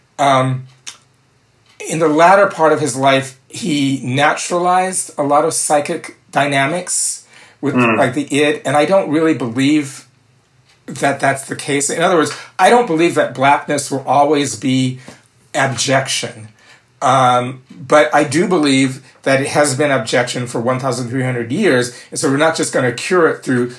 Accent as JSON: {"language": "English", "town": "Minneapolis", "region": "Minnesota", "country": "United States", "also_born_or_lived": "New Orleans / Ann Arbor", "said": "I'm 66 years old, I come from Minneapolis, by way of New Orleans, and Ann Arbor"}